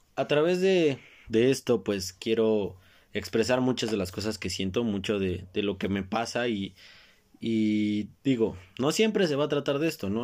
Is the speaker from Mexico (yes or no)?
yes; Mexico; como buen mexicano que soy